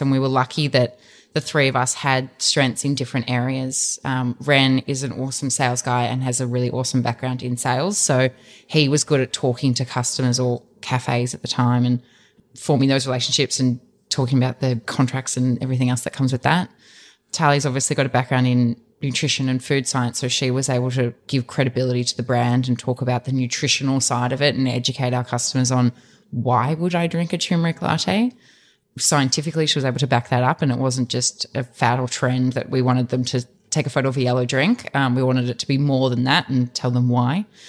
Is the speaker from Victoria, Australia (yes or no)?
yes; Dandenong Ranges, outside Melbourne, Victoria, Australia; we grew up in the Dandenong Ranges outside of Melbourne